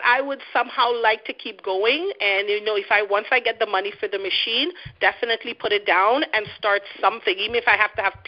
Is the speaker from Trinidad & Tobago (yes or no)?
yes; Trinidad & Tobago; now in Canada; a person like me from another third world country, which Trinidad is, I live in Canada